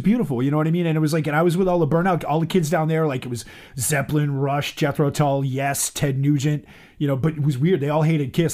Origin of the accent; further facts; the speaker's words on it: Boston, Massachusetts, United States; I grew up on Beacon Street